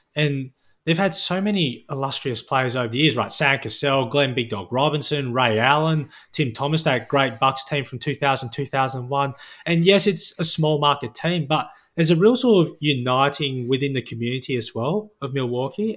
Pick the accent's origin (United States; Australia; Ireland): Australia; Perth, Western Australia; I was born and raised here in Perth